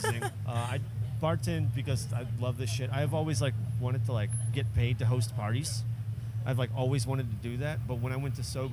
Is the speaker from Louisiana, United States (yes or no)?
yes; New Orleans, Louisiana, United States; This is my hometown